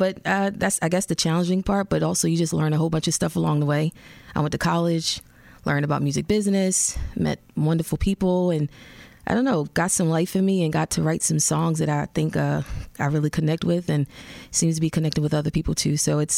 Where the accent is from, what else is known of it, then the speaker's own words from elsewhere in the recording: Baltimore, Maryland, United States; now in Nashville, United States; Baltimore, Maryland.